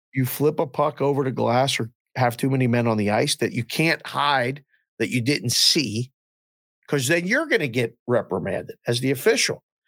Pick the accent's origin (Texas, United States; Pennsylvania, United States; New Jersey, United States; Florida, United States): Pennsylvania, United States; Pittsburgh; I grew up in the Civic Arena going to games, we were twelve years old